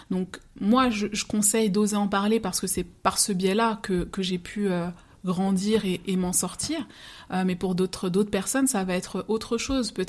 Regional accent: Martinique, France; et pourtant, je suis martiniquaise, mais c'est les mêmes processus qu'on retrouve en termes d'immigration.

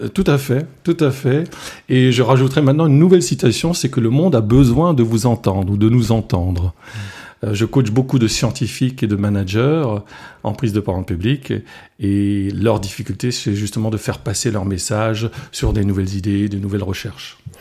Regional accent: Alsace, France; first language Alsatian; French is a second language; l'alsacien, c'est ma langue maternelle. J'ai appris le français à l'âge de 5 ans et encore euh, dans un village où on parlait français uniquement à l'école

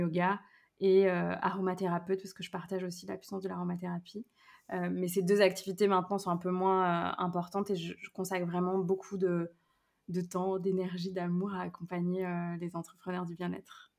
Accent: Brittany, France; moved away; also born or lived in Lyon region; je suis revenue vivre justement là où j'ai grandi en Bretagne

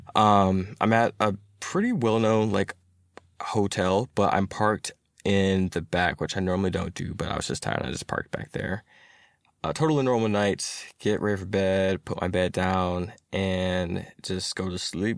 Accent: Atlanta, Georgia, United States; I am a software engineer who's been born and raised in Atlanta

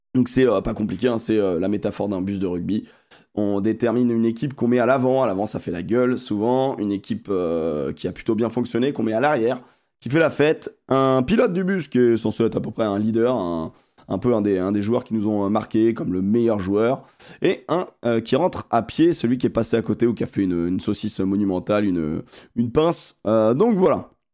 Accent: France; nous, en tant que Français

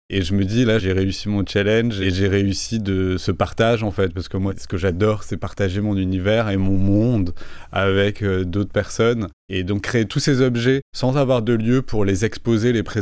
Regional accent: Toulouse, Occitania, France; moved away as an adult; also born or lived in London; now in Paris, France; Moi je viens de Toulouse mm. et du coup à Paris je suis arrivé à 20 ans

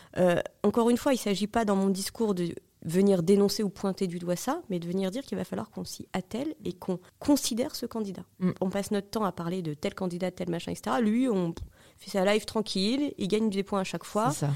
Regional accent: Marie-George Buffet's constituency, Île-de-France, France; moved away as an adult; now in Paris, France; pourquoi pas retourner où t'as grandi

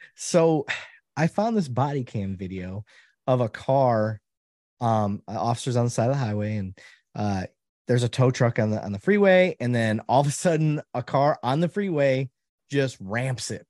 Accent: Flint, Michigan, United States; my background growing up in Flint, Michigan

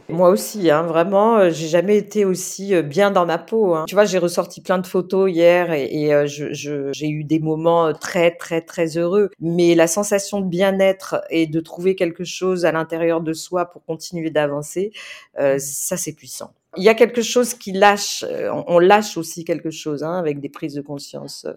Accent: the South, south of France, France; also born or lived in Marseille; now in Paris, France; je viens du Sud, j'ai grandi là-bas

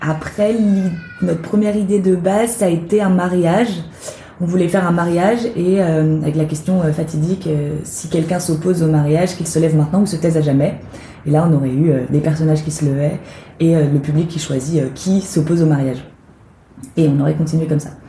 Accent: small town near Nantes, Pays de la Loire, France; moved away as an adult; now in Paris, France; j'ai 25 ans. Euh, je, suis, je viens de Nantes à la base, une petite ville, euh, une petite ville à côté de Nantes, en Loire-Atlantique, et je suis venue à Paris pour le théâtre.

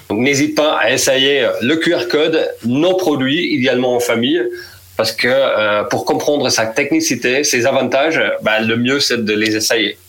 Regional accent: Netherlands; moved away; je suis néerlandais, 44 ans

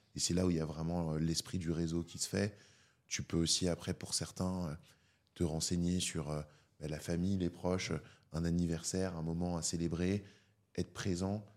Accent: Paris, Île-de-France, France; j'ai grandi à Paris, je suis né à Paris. J'ai toujours vécu à Paris, à part pour mes études.

